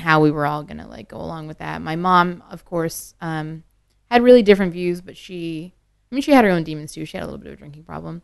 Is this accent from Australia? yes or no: no; Northern Ontario, Canada; moved away; I was born and raised in Northern Ontario